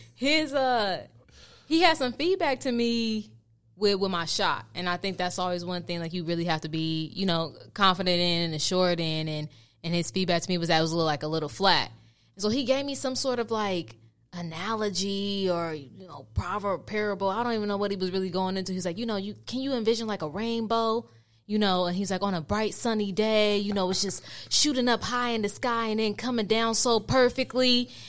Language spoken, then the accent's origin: English; Oakland, California, United States; born and raised in Oakland, California, uh, to you know, in a, in a Nigerian f- household.